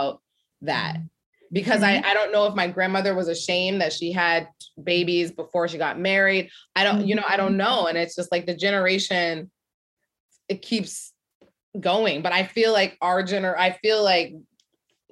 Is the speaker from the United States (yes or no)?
yes; Ohio, United States; moved away as an adult; now in New York City, United States; I'm from Ohio. I went to Ohio State, which was a shock for me